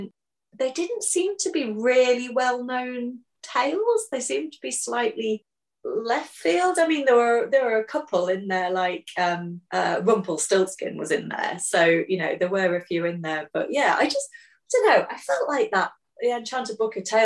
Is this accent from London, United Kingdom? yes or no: no; Hull, Yorkshire and the Humber, United Kingdom; Hull, my hometown.